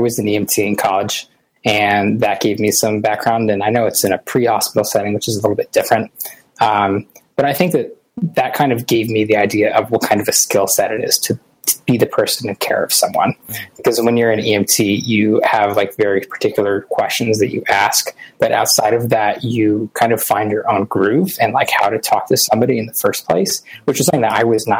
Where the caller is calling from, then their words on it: Boston, Massachusetts, United States; Boston, Massachusetts.